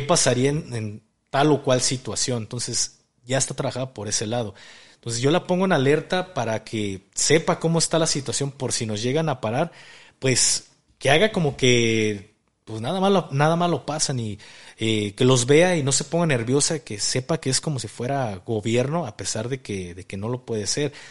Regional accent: Mexico; como mexicanos

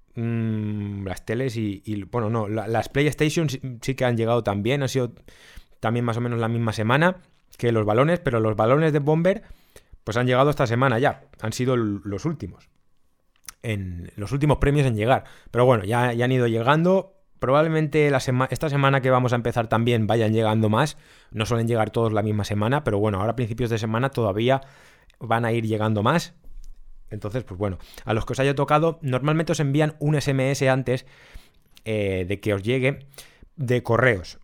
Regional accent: Spain; nosotros somos españoles

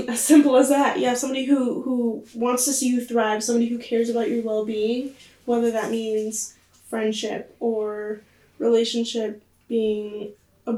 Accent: Inland Empire, Southern California, United States; moved away as an adult; now in Eastern Washington, United States; I am from Southern California, and yeah, I'm from the Inland Empire, and I now live in the PNW.

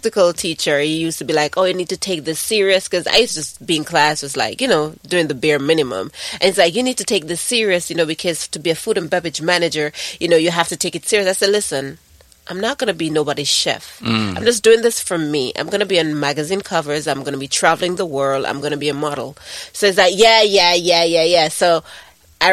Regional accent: Montego Bay, Saint James, Jamaica; moved away as an adult; now in Sint Maarten; I love Montego Bay, of course, born and bred

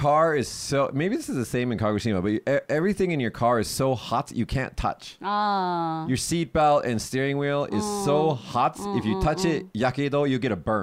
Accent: Las Vegas, Nevada, United States; now in Japan; my hometown is very dry in Las Vegas.

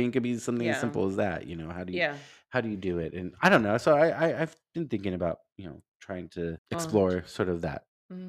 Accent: Los Angeles, California, United States; I'm not typically a Rangers fan because I grew up in Los Angeles and, you know, LA was my team

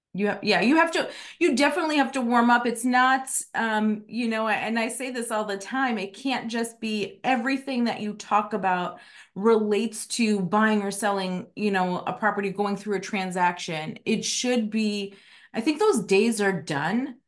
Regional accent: Chicago, Illinois, United States; now in Arizona, United States; I'm from Chicago, I haven't lived there in twenty-one years

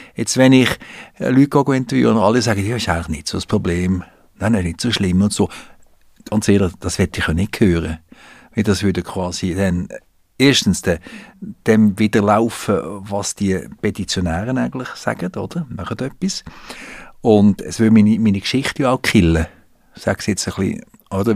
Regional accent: Switzerland; Wir sind kleinräumig in der Schweiz

